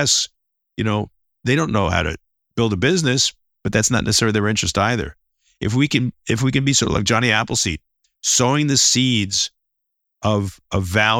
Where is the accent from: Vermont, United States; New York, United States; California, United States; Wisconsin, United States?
New York, United States; New York City; I'm originally from the Bronx, and you know, sort of kind of tough, rough and ready approach.